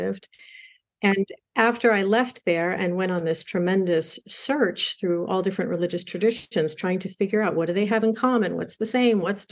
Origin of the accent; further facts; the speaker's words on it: New York City, New York, United States; I grew up in Queens, New York